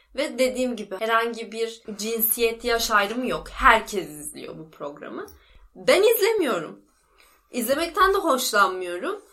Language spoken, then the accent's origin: Turkish; İzmir, Turkey; moved away as an adult; benim memleketim ya. Ankara değil İzmir